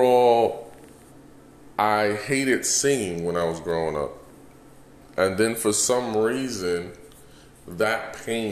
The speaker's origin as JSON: {"language": "English", "town": "New York City", "region": "New York", "country": "United States", "tie": "born or raised there", "also_born_or_lived": "Houston", "moved": "yes", "lives_now": "Las Vegas, United States", "said": "Born and raised in Bronx, New York"}